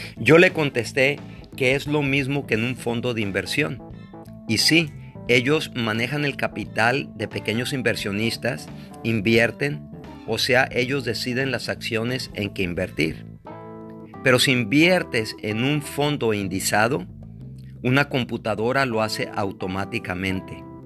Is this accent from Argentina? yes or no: no; Mexico; soy mexicano